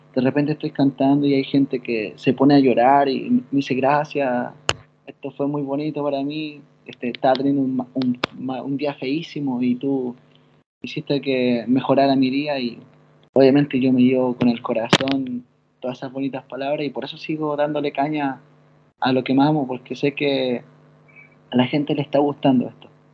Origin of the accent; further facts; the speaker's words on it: Chile; accent: Chilean; moved away as an adult; now in Italy; en Chile, en mi país